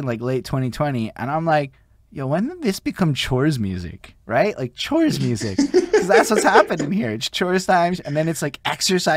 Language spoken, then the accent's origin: English; Montreal, Quebec, Canada; I'm in Montreal, and the one thing I can tell you about growing up here